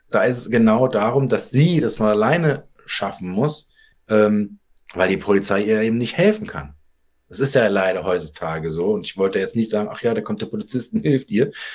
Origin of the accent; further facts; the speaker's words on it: Darmstadt, Hesse, Germany; ich bin so wie die Lilien aus Darmstadt, wo ich herkomme